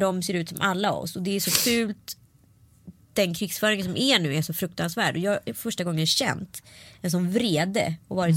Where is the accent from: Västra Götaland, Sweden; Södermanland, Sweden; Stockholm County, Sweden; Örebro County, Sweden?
Örebro County, Sweden; Örebro; I Vivalla i Örebro, där jag är ifrån